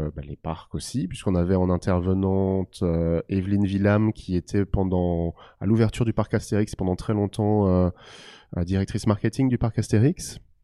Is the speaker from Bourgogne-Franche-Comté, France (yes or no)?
no; Alsace, Grand Est, France; je suis originaire d'Alsace